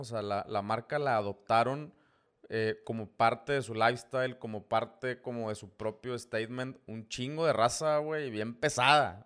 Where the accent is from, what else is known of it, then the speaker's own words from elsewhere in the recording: Tamaulipas, Mexico; somos paisanos, eh, tamaulipecos